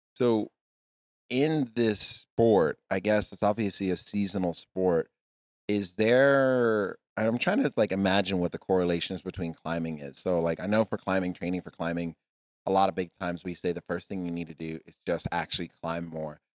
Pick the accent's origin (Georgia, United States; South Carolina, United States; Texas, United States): Texas, United States; I'm from Texas